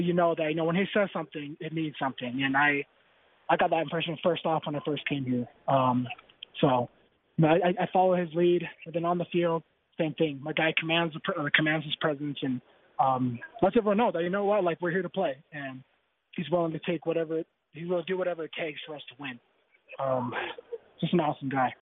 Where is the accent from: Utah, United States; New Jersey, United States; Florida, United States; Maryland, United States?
Utah, United States; Bountiful; also born or lived in Palo Alto; now in Provo, United States; I'm from Bountiful originally, so I thought I'd be used to the cold